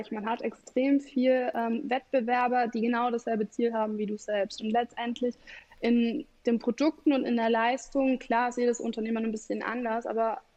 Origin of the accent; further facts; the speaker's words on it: Bavaria, Germany; now in Leipzig, Germany; Ähm, also ich komme aus Bayern, bin jetzt hier in Leipzig und habe lustigerweise extrem viele Kunden aus Bayern.